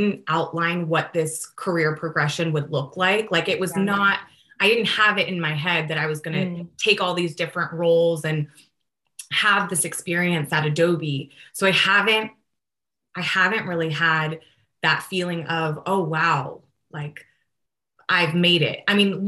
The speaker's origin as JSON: {"language": "English", "town": "San Jose", "region": "California", "country": "United States", "also_born_or_lived": "Chico", "said": "I am from Almaden. It's like a town in San Jose"}